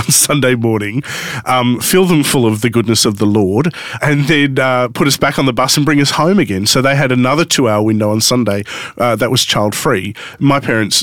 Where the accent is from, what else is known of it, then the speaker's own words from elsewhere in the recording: Sydney, New South Wales, Australia; also born or lived in Newcastle; I grew up in Sydney